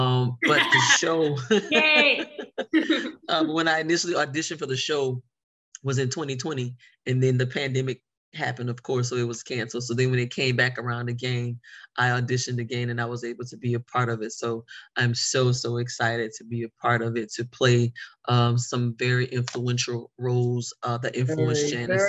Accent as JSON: {"language": "English", "town": "New Orleans", "region": "Louisiana", "country": "United States", "tie": "born or raised there", "said": "I am a New Orleans native."}